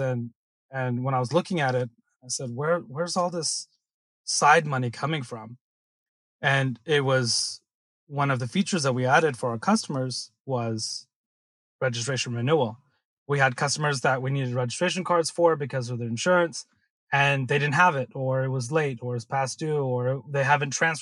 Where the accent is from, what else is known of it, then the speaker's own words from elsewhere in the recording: Silicon Valley, California, United States; growing up in Silicon Valley